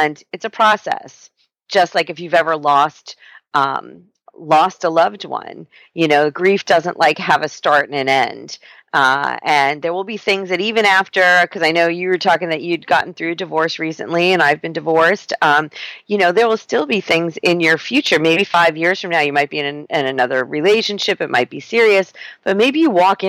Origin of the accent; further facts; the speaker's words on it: New York, United States; now in San Diego, United States; I'm a New Yorker